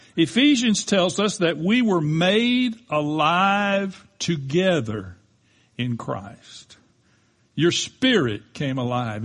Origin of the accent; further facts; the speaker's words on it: United States; we definitely as American citizens